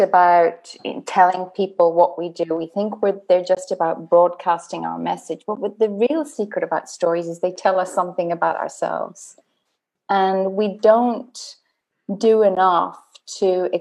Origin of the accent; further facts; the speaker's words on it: Dublin, Leinster, Ireland; I grew up in Dublin, which is the storytelling capital of the world